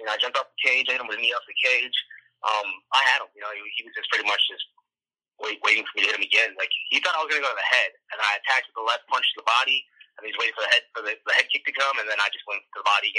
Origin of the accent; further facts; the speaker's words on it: Chicago, Illinois, United States; And we're in Chicago, so it was like all my hometown.